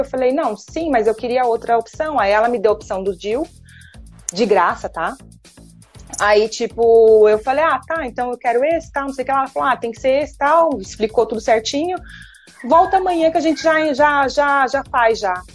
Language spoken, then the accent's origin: Portuguese; Brazil; also born or lived in England; now in Dubai, United Arab Emirates; ser tratado por ser brasileira